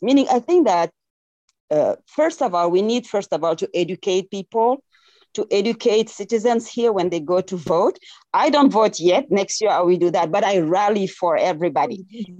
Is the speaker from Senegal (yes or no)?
yes; Senegal; accent: French; English is a second language; moved away as an adult; now in Los Angeles, United States; I'm from Senegal, West Africa.